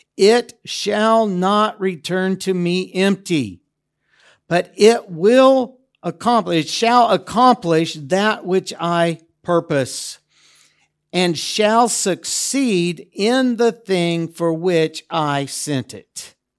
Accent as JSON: {"language": "English", "country": "United States", "moved": "yes", "lives_now": "Debrecen, Hungary", "said": "I'm an American"}